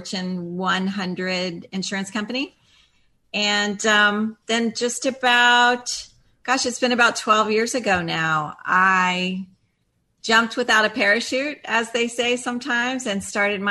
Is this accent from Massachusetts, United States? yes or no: no; Florida, United States; I am actually a fifth generation Floridian